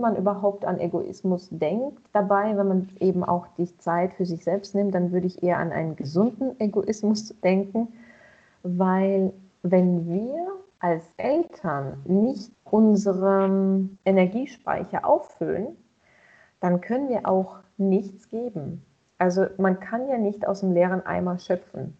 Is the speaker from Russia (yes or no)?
yes; Russia; moved away; ich bin ja auch in Russland geboren